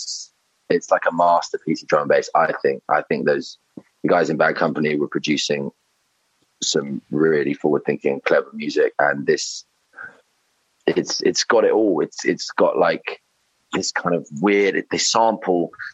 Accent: London, United Kingdom; now in Somerset, United Kingdom; so been living in Somerset, but I'm from London, from Shepherd's Bush.

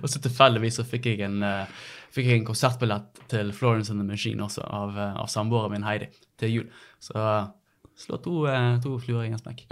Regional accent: Bergen, Vestland, Norway; født og oppvokst på eh, Kalfaret, rett overfor Hansaparken.

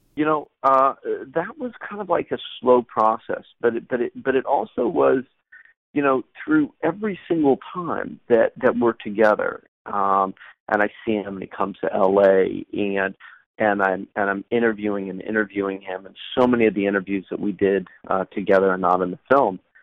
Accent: United States; an American documentary filmmaker

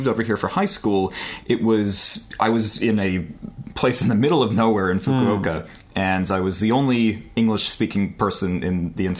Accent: Los Angeles, California, United States; also born or lived in New York; I am. I'm from Los Angeles. {S5} Los Angeles. {S6} Yep. Born and raised.

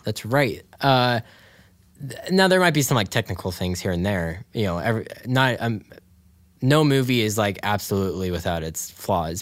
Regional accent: Dayton, Ohio, United States; we grew up in Dayton

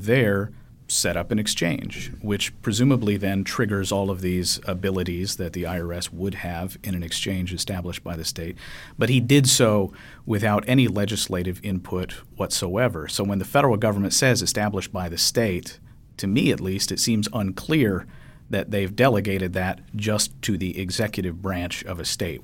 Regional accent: Kentucky, United States; my home state of Kentucky

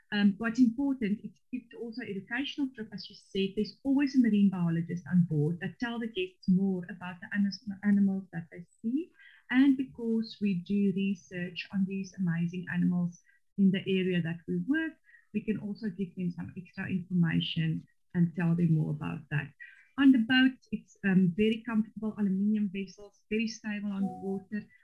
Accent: Northern Cape, South Africa; first language Afrikaans; English is a second language; moved away; in South Africa, I am from the Northern Cape. My father is a sheep farmer, so it's very dry there.

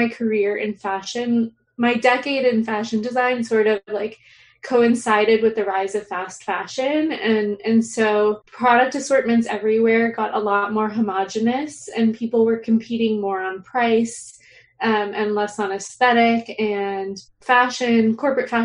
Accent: South Florida, United States; moved away; I am originally from South Florida

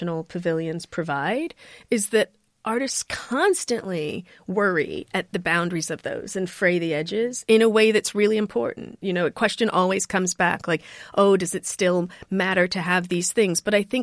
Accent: United States; you can hear it in my accent, I'm not British, I am African-American

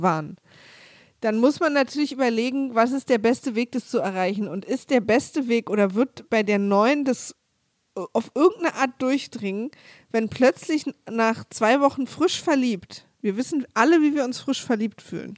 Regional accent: Berlin, Germany; also born or lived in Cologne; als Ossi hm. oder als Ostberlinerin oder Ostdeutsche

